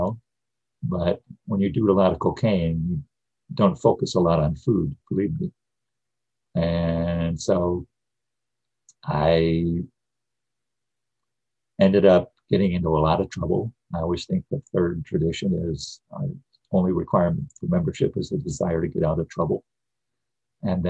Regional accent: Midwest, United States; I grew up in the Midwest in the 50s and 60s

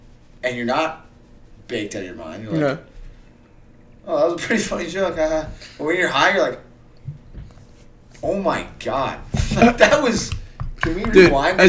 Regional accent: Bemidji, Minnesota, United States; I was raised in Bemidji.

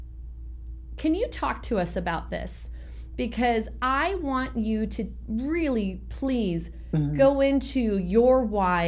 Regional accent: San Francisco, California, United States; I grew up watching that same ocean when I grew up in San Francisco

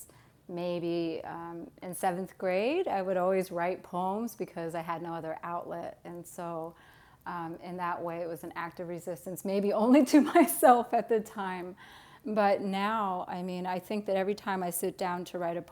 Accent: Santa Ana, California, United States; moved away as an adult; also born or lived in El Paso, Texas; I grew up in Southern California in a community, a very Latino community, Santa Ana, California

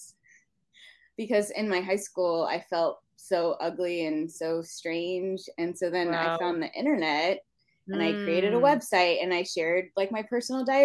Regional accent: Southlake, Texas, United States; also born or lived in Marietta, Georgia / Chicago; So I grew up in Southlake, Texas. And so I was there from fifth grade through high school graduation.

